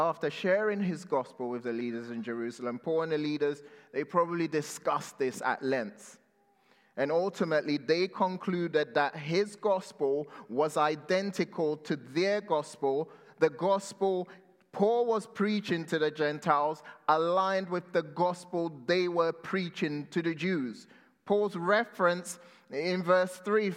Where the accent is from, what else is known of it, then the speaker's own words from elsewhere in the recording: London, United Kingdom; growing up in London